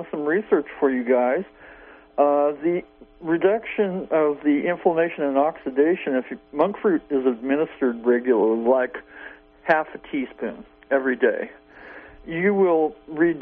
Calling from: Southern Humboldt, California, United States; I'm calling from Southern Humboldt.

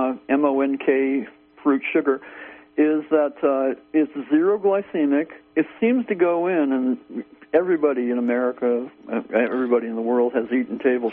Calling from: Garberville, California, United States; I'm calling from Garberville, California, in southern Humboldt County.

